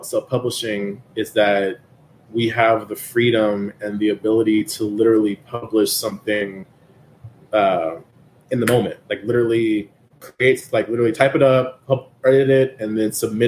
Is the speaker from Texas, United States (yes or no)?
yes; San Antonio, Texas, United States; my hometown of San Antonio